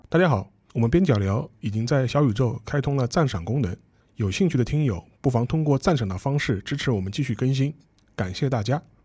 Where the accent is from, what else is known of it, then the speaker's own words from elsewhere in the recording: China; 我们中国人